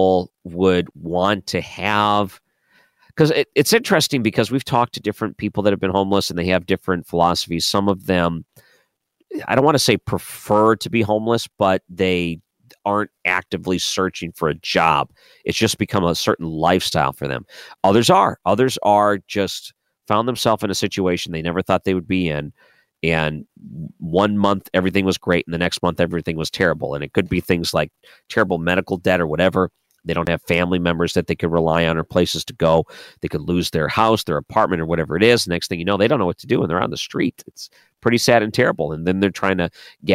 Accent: Michigan, United States; moved away; I grew up in Michigan.

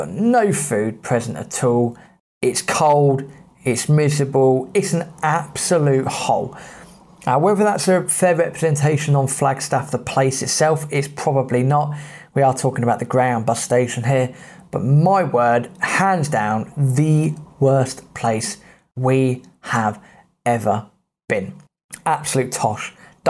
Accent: England, United Kingdom; So being British, being English, I put on the charm.

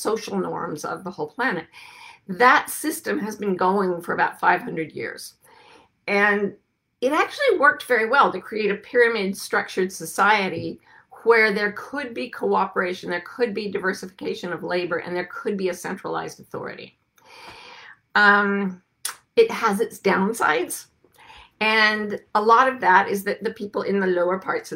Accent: United States; we United States Americans

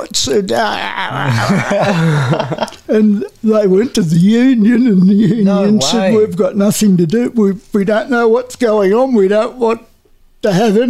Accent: Newcastle, New South Wales, Australia; also born or lived in Merewether / England; No, I was born in Newcastle, in town

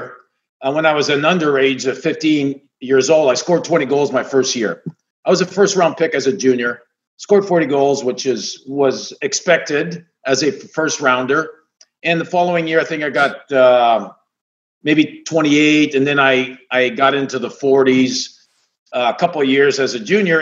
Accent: Canada; moved away; I grew up in Canada. I grew up on a lake.

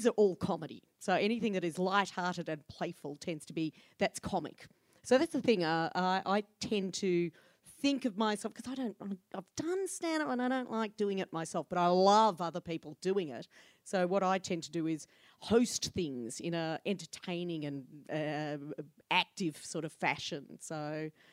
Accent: Ballarat, Victoria, Australia; now in Melbourne, Australia; I grew up in Ballarat

